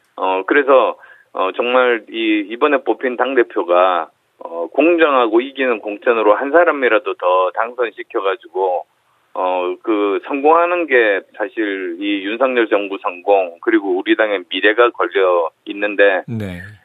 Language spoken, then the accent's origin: Korean; Busan, South Korea; moved away; also born or lived in Seoul / Gyeonggi; 부산 경남이 제 고향이어서